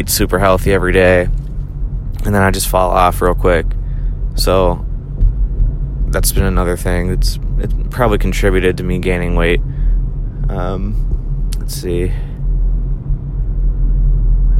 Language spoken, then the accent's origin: English; Pittsburgh, Pennsylvania, United States; moved away as an adult; also born or lived in California / Chicago, Illinois; now in Tampa, United States; So, again, I was raised in Pittsburgh. I moved down to Tampa about 5 years ago.